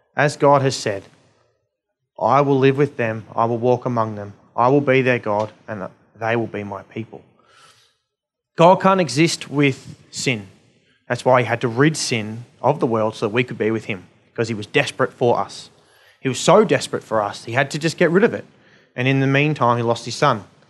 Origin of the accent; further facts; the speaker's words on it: Australia; being Australian, um, middle-class people